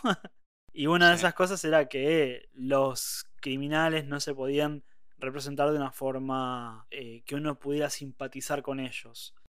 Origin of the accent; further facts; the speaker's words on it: Argentina; acá uno puede tener apellido italiano, pero antes que apellido italiano es argentino